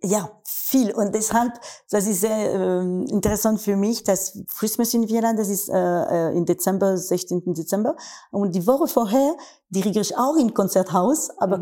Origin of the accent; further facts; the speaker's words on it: France; German is a second language; in Wien als Französin